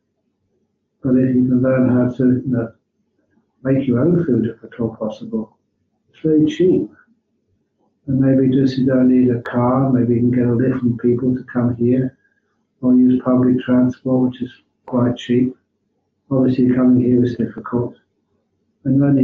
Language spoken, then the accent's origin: English; England, United Kingdom; now in Australia; as an English monk